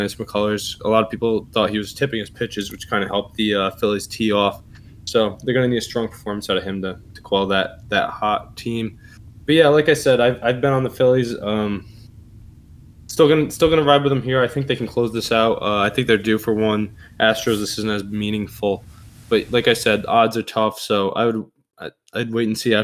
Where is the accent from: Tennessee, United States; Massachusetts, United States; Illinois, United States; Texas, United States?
Massachusetts, United States; Boston; my hometown Bruins